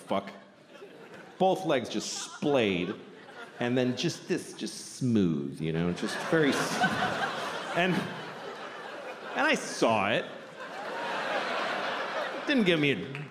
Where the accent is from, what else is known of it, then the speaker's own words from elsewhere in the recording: Boston, Massachusetts, United States; I grew up in Boston